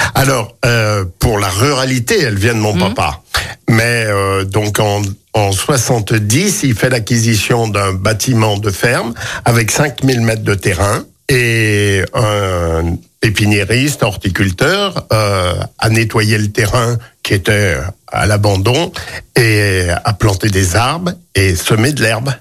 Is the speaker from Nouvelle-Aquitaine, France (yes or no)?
no; Lyon, Auvergne-Rhône-Alpes, France; also born or lived in Civrieux, Dombes; natif de la Croix-Rousse